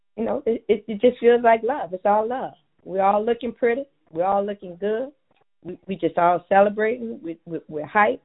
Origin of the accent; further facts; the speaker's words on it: New Orleans, Louisiana, United States; born and raised in Treme